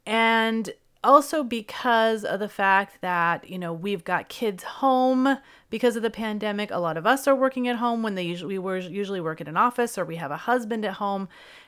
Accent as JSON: {"language": "English", "region": "California", "country": "United States", "said": "So, as many of you know, I'm from California."}